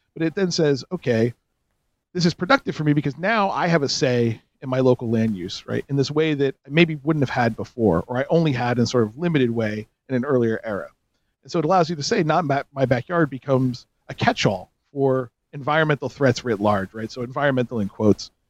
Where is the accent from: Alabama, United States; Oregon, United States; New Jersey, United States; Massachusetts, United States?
New Jersey, United States; North Jersey suburbs; growing up in the North Jersey suburbs of the 70s, 80s, and 90s